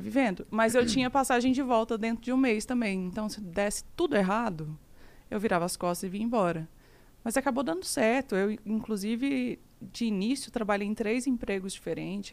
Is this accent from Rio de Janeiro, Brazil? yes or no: no; Araxá, Minas Gerais, Brazil; moved away as an adult; also born or lived in Canada; now in Uberlândia, Brazil; Eu sou de Araxá, uma cidade muito pequena